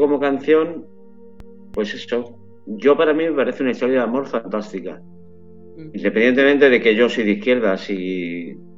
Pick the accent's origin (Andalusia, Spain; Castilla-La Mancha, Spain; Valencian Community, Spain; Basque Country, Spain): Andalusia, Spain; Málaga; now in San Sebastián de los Reyes, Spain; yo que soy de Málaga